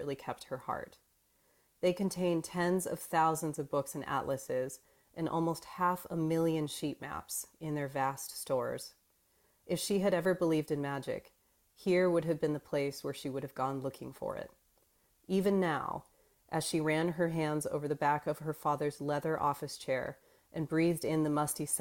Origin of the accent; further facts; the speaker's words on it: Phoenix, Arizona, United States; I grew up in Phoenix, Arizona